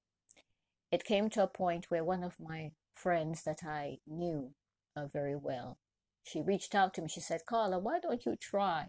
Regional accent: Trinidad & Tobago; I'm originally from Trinidad and Tobago and proud to be Trinidadian from birth

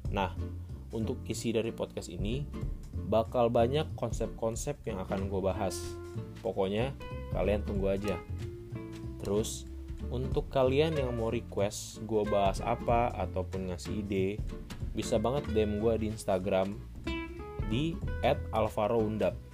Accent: South Tangerang, Banten, Indonesia; also born or lived in Kupang; now in Semarang, Indonesia; Gua lahir di Kupang NTT, tapi tumbuh dan berkembang di Tangerang Selatan. Sekarang gua menempuh studi di salah satu universitas di Semarang.

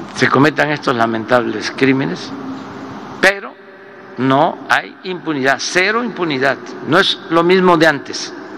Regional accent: Mexico

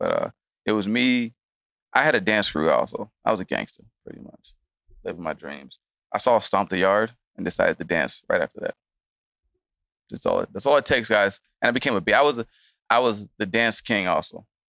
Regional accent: Atlanta, Georgia, United States; also born or lived in Chicago; Yeah, I grew up in Atlanta and Chicago.

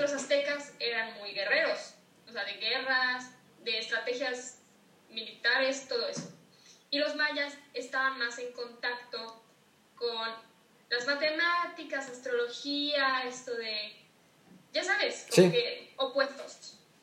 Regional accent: Yucatán, Mexico; soy de Yucatán, yo estoy muy al tanto de todas las, todos los mayas, sus creencias, porque me lo enseñaron desde chiquita.

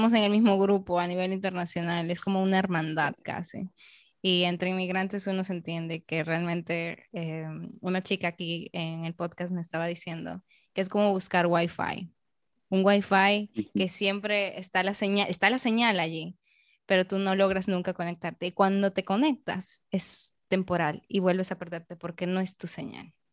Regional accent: Peru; now in Dominican Republic; Entonces es como yo peruana aquí en República Dominicana, yo estoy siendo eh, una representante de mi país aquí.

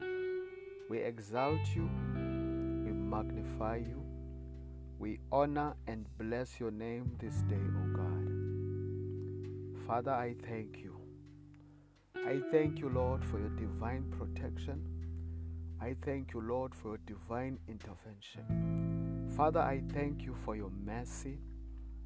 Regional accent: South Africa; I come from South Africa

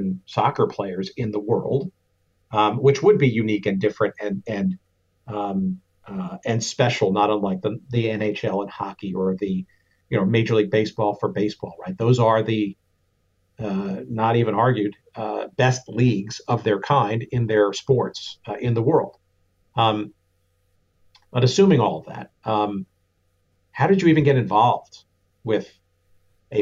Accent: Lake Forest, Illinois, United States; my hometown here in Lake Forest, Illinois

